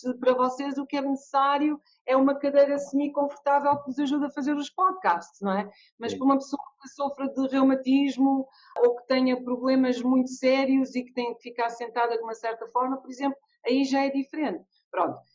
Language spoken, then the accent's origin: Portuguese; Portugal; moved away as an adult; also born or lived in Angola / London, United Kingdom; eu sou portuguesa, angolana, eh, vivi em Portugal até aos meus 18 eh, anos e passei 25 anos em Londres